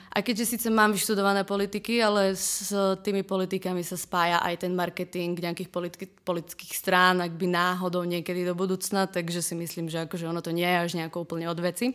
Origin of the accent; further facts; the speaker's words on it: Prešov, Prešov Region, Slovakia; moved away as an adult; also born or lived in Trnava; now in Prague, Czech Republic; pochádzam z Prešova z východného Slovenska